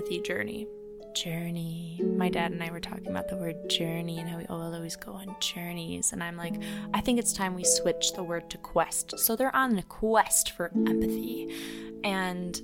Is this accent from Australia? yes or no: no; Midwest, United States; we're all from the Midwest